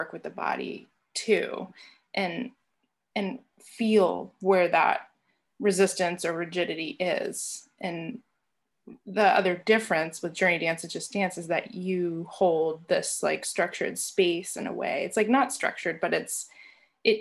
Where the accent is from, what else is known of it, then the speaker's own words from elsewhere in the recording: New England, United States; growing up in New England, I've experienced like a general overall rigidness in my life and from the environment that I'm